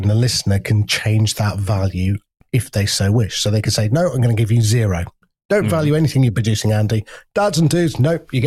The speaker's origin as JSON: {"language": "English", "country": "United Kingdom", "said": "we're so British"}